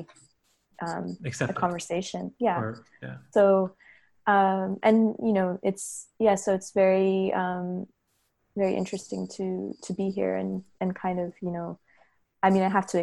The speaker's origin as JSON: {"language": "English", "country": "United States", "tie": "born or raised there", "also_born_or_lived": "Hyderabad, Telangana, India", "lives_now": "Los Angeles, United States", "said": "but I did emigrate to the US pretty young. So by, you know, there was some back and forth, but my schooling was all here"}